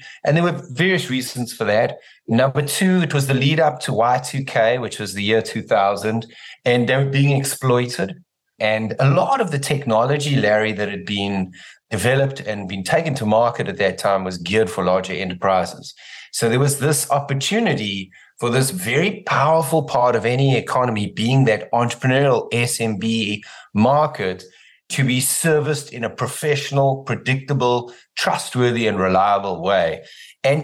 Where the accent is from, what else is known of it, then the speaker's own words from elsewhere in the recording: South Africa; In South Africa.